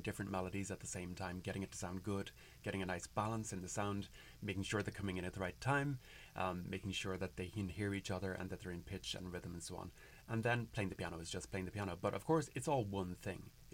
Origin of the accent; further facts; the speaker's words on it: Carrigaline, Munster, Ireland; moved away as an adult; now in Whittier, United States; the church that I grew up in Carrigaline, in Cork, in Ireland